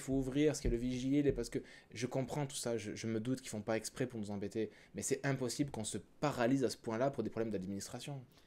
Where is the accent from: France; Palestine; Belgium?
France; moved away as an adult; also born or lived in Quebec; now in Canada; je viens de France aussi, je suis arrivé ici il y a 5 ans